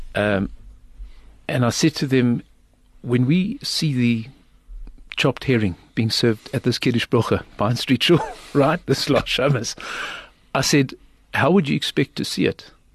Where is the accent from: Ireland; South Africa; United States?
South Africa; I'm from South Africa.